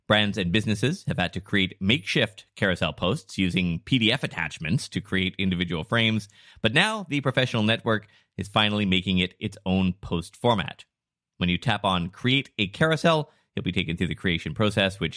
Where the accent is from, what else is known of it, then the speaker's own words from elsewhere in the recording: Vancouver, British Columbia, Canada; we're from Vancouver